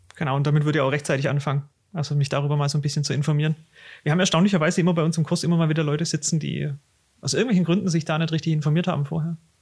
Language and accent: German; Swabia, Baden-Württemberg, Germany; accent: Swabian; Bin auch 33, auch aus dem Schwabenland. Wie man meinem Dialekt entnimmt, auch gebürtig aus dem Schwabenland.